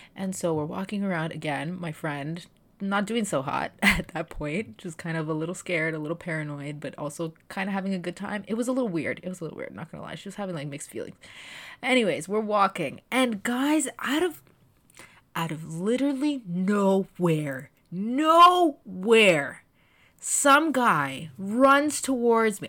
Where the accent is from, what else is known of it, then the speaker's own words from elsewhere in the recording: Toronto, Ontario, Canada; far away from my hometown of the G T